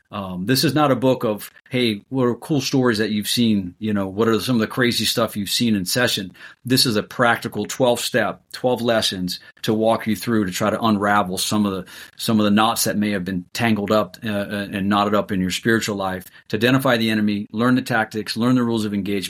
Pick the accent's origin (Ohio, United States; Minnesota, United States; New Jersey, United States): Ohio, United States; Columbus; I'm originally from Columbus, Ohio.